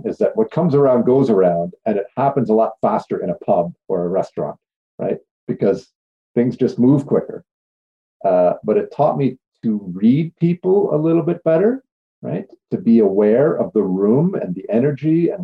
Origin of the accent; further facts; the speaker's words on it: Cornwall, Ontario, Canada; I was born originally in Cornwall, Ontario, and at a fairly early age, I ended up working in a pub.